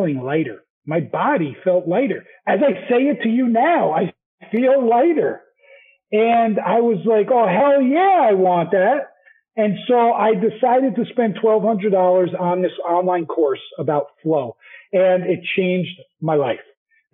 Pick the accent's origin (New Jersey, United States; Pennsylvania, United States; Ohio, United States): New Jersey, United States; moved away as an adult; also born or lived in New York / Utah; I'm from Jersey